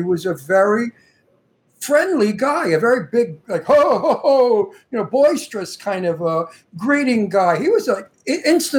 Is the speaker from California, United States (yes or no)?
no; New York City, New York, United States; also born or lived in Astoria; I'm from Brooklyn